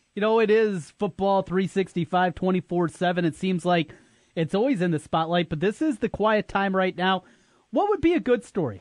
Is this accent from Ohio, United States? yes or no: no; North Iowa, United States; I grew up in North Iowa